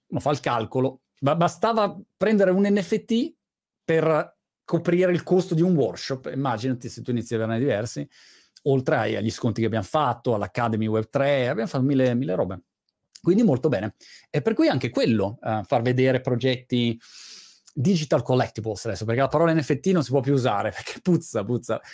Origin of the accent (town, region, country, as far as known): Italy; moved away as an adult; also born or lived in England; now in United Kingdom